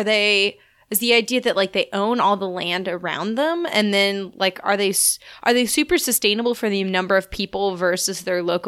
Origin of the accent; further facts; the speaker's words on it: Austin, Texas, United States; I'm from Austin